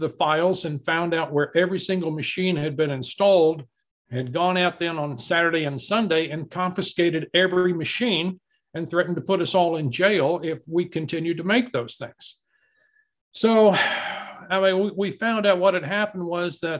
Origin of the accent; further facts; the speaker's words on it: Amarillo, Texas, United States; when I was growing up in Amarillo, Texas